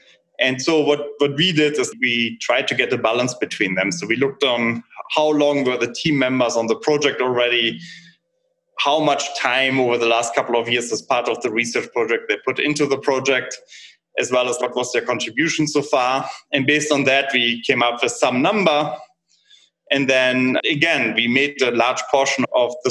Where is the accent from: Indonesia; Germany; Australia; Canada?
Germany; moved away as an adult; now in United States; So I'm originally from Germany